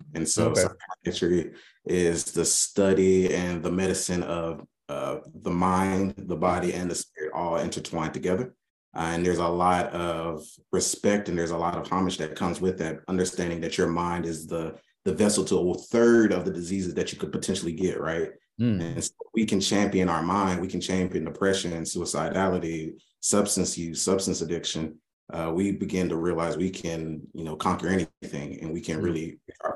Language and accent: English; Little Rock, Arkansas, United States; now in Fort Worth, United States; I grew up in Little Rock, Arkansas, a family of immigrants.